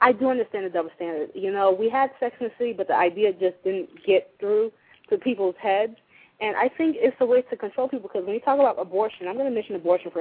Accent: United States; now in Florida, United States; As an American

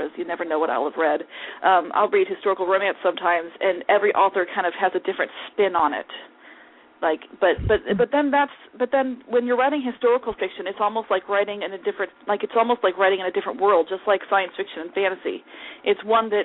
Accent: St. Louis, Missouri, United States; moved away as an adult; now in Olathe, United States; I was born in St. Louis

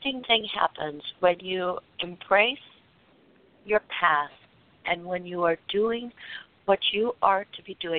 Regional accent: West Coast, United States; I'm from the West Coast

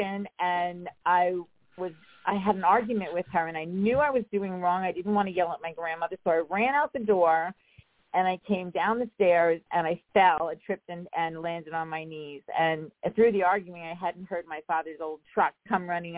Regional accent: Rocky Point, New York, United States; I grew up on Long Island. I grew up in a small town called Rocky Point

